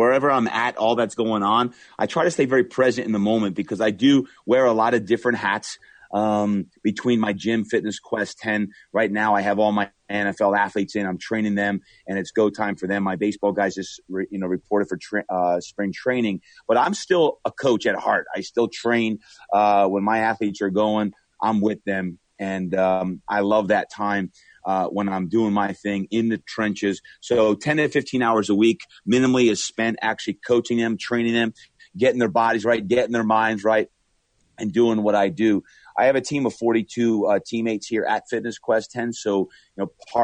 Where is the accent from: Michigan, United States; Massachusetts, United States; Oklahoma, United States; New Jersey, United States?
New Jersey, United States; Brick; moved away; growing up in Brick, New Jersey, which is very much a blue collar town